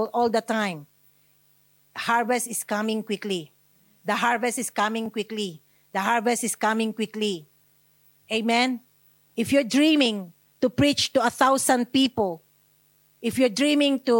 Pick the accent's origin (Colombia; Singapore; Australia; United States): Australia; I'm Australian